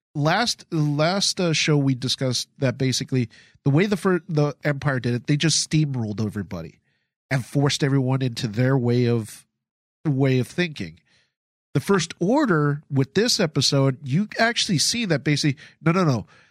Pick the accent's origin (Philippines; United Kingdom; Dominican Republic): Philippines; moved away; I come from the Philippines. My family's from the Philippines.